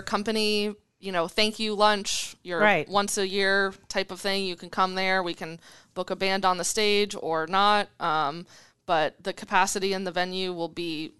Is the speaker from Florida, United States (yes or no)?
yes; Florida, United States; also born or lived in Colorado; now in Omaha, United States; I moved to Omaha in December from Colorado. I'm originally from Florida.